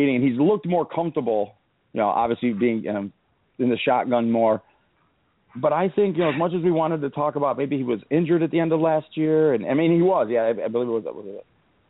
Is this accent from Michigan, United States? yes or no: yes; Detroit, Michigan, United States; my hometown team here